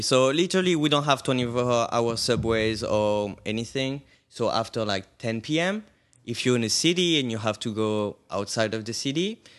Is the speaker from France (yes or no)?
yes; suburb of Paris, Île-de-France, France; moved away as an adult; now in Brooklyn, United States; I'm from Brooklyn. I would say no, actually, from Paris, France. Moved to Brooklyn a couple of years ago.